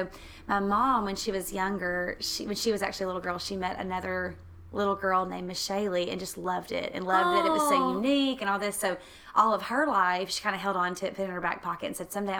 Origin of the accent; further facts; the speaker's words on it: El Dorado, Arkansas, United States; now in Dallas-Fort Worth, United States; I grew up in my hometown of El Dorado with another girl